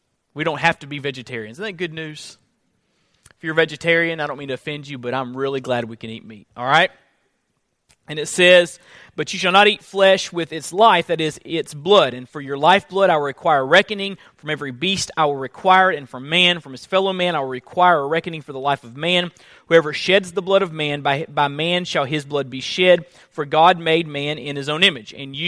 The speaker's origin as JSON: {"language": "English", "region": "Florida", "country": "United States", "said": "Now, I come from Florida, and the seasons are not as distinct in the Sunshine State. It's generally just pretty warm there year around. When we moved up to this area, we got a good feel for seasons."}